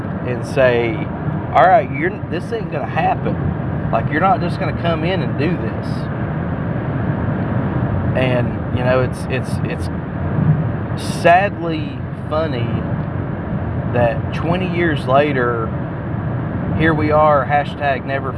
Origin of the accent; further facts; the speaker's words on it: United States; We are American